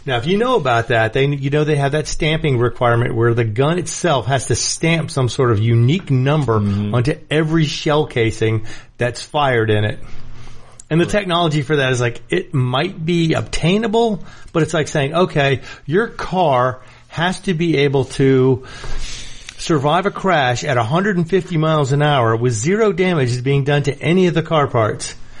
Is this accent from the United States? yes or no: yes; New York, United States; moved away; I'm a New Yorker originally